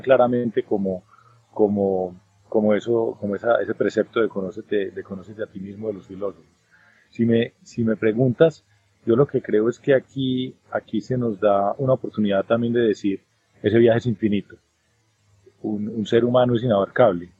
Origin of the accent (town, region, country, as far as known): Colombia